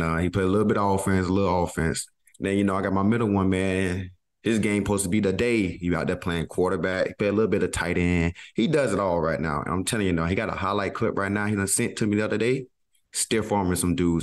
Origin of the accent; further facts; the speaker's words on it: Georgia, United States; me and Kenny Moore, we know we're guys from Georgia